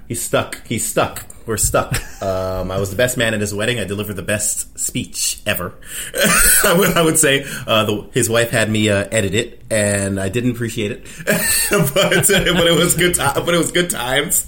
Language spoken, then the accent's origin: English; Toronto, Ontario, Canada; I've been here all my life. Uh, I was born and raised. I grew up pretty much down the street